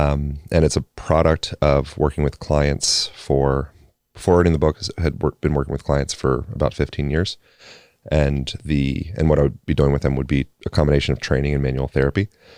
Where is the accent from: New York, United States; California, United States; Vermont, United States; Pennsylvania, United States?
Pennsylvania, United States; Originally Pennsylvania.